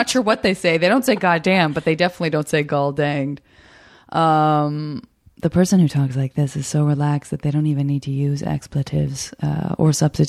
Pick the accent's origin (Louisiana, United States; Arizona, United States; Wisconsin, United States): Arizona, United States; also born or lived in San Francisco; And I'm from Arizona. So yeah, I would read the Arizona issue.